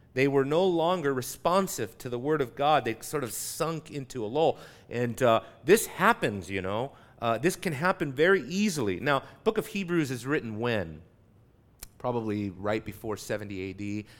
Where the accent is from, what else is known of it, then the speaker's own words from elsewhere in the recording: Southern California, United States; I grew up in Southern California.